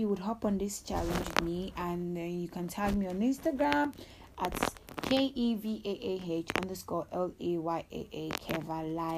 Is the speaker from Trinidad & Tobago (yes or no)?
no; Nigeria; I'm a Nigerian